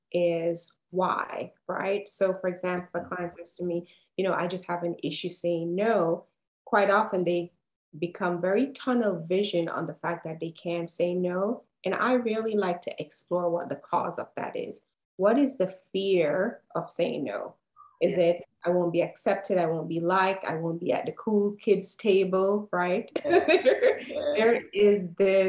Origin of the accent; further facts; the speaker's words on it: Jamaica; now in Atlanta, United States; I live in Atlanta, Georgia, Jamaican born and raised, but Atlanta is my home and has been for a few years now.